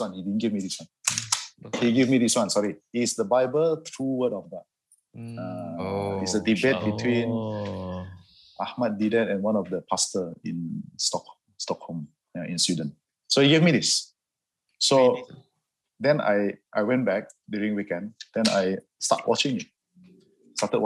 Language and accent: English; Kota Kinabalu, Sabah, Malaysia; I was born and raised in Kota Kinabalu, Sabah, Sama Sabahan, from a Chinese background. I'm a Hakka